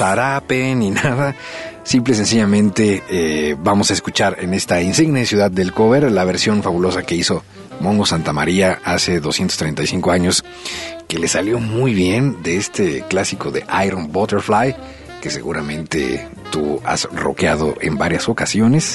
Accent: Mexico; nosotros los mexicanos

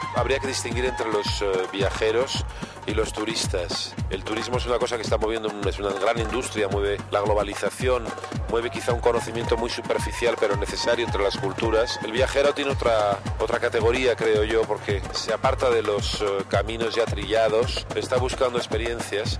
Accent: Basque Country, Spain; es un nombre vasco, yo soy vasco.

